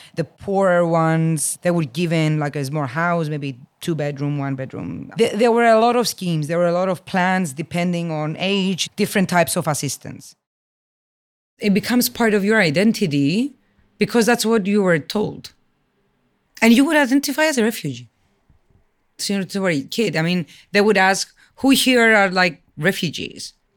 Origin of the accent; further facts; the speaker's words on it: Limassol, Limassol District, Cyprus; also born or lived in Athens, Greece; I was born in Athens, raised in Limassol.